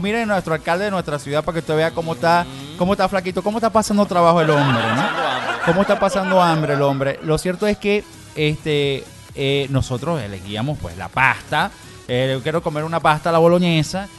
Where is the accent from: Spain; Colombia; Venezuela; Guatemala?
Venezuela; a nosotros como venezolanos